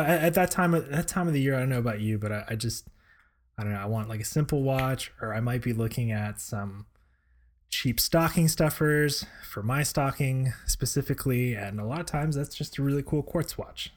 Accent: Florida, United States; now in Seattle, United States; proud to be a Florida boy at heart

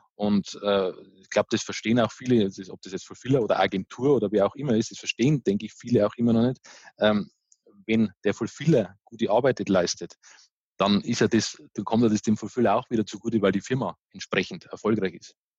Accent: Bavaria, Germany; accent: Bavarian dialect; du hörst das ja ein bisschen an meinem, an meinem Dialekt, ich bin bayerischer Typ

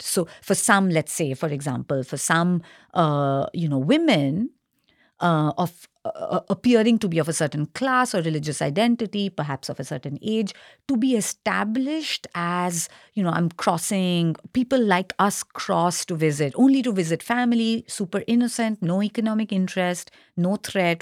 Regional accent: Kolkata, West Bengal, India; now in Singapore; I'm from Kolkata, uh, and in quotes, Indian, Indian Bengali

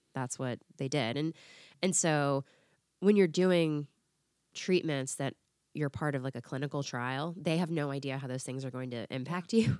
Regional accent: Florida, United States; moved away as an adult; also born or lived in Tennessee; I was in Tennessee, I grew up in Florida

